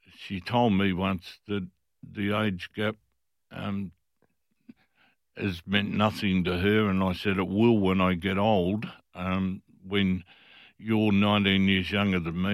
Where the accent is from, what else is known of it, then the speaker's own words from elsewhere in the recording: Fremantle, Western Australia, Australia; I was from Fremantle. Fremantle people looked after each other.